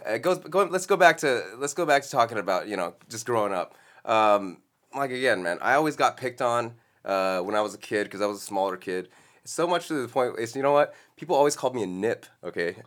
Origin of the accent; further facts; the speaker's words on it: Los Angeles, California, United States; I was born here in Los Angeles